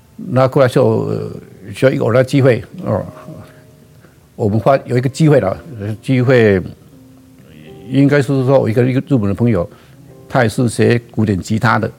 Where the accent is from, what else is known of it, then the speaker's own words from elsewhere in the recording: Gangshan, Kaohsiung, Taiwan; 我的故乡那边，冈山路